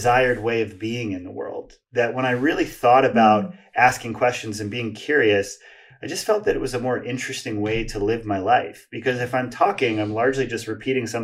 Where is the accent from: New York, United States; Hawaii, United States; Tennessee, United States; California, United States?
Hawaii, United States; I grew up in Hawaii and had a lot of difficulty making friends and fitting